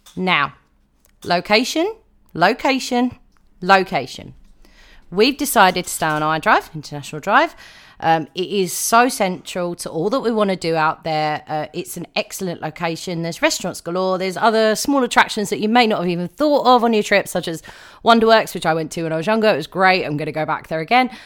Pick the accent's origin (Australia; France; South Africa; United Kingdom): United Kingdom; I am a Brit